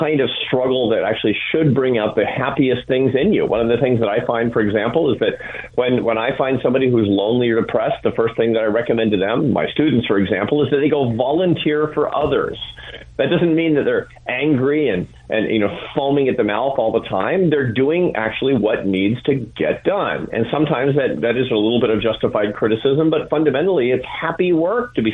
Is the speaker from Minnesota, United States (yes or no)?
no; Seattle, Washington, United States; I grew up in Seattle, Washington